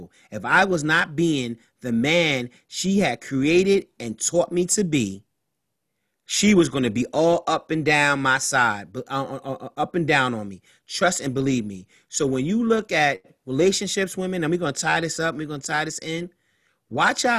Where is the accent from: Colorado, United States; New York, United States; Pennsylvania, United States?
New York, United States; New York City; we are Harlem kids growing up in Harlem, and our mothers raised us in Harlem to be strong black professional men